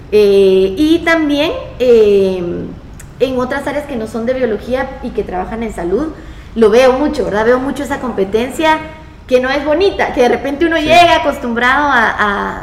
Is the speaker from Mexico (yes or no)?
no; Guatemala; also born or lived in Brazil; yo salí de Guate